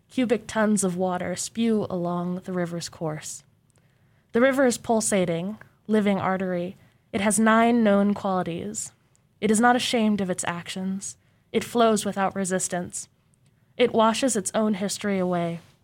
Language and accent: English; Mesa, Arizona, United States; also born or lived in Portland; now in Corvallis, United States; I'm from Portland, but I grew up in Mesa, Arizona